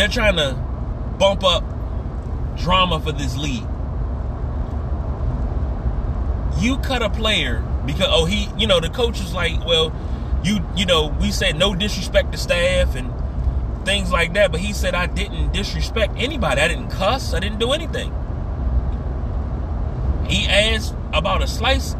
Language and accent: English; Washington, District of Columbia, United States; moved away; also born or lived in Fredericksburg, Virginia; where I grew up at, off of South Dakota Avenue and Northeast DC to Riggs Road